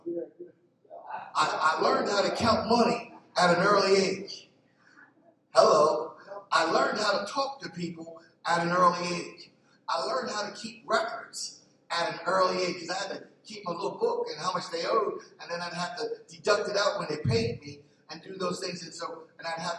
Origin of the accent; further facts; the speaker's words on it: Philadelphia, Pennsylvania, United States; I grew up in North Philly